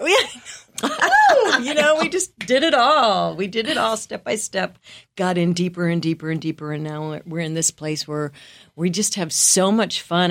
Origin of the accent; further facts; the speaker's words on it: Wisconsin, United States; moved away as an adult; I'm from the Midwest, from a small town in Wisconsin